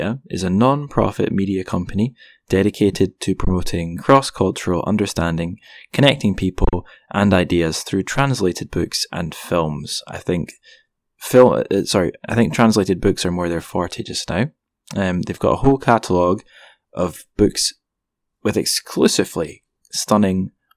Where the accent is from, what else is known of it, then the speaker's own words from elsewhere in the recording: Scotland, United Kingdom; I'm just a Scottish guy.